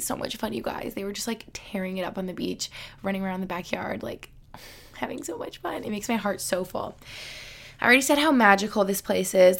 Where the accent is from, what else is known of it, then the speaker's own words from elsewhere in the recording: Albany, New York, United States; We grew up in Albany together